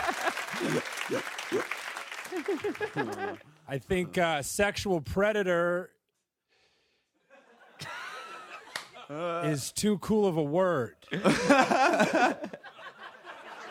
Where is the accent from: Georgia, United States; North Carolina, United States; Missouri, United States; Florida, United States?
Missouri, United States; now in Brooklyn, United States; I grew up in Missouri